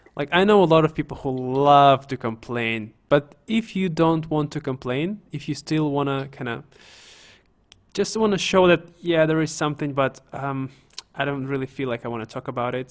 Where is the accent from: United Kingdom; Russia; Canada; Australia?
Russia; Siberia; I'm from Siberia, as you know, guys. So we say "cho."